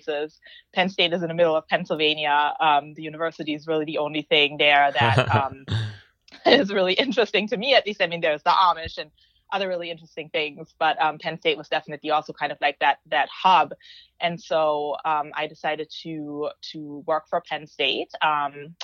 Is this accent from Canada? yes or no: no; Germany; moved away as an adult; also born or lived in Green Bay, Wisconsin, United States; So I grew up in Germany with a Turkish father and a German mother.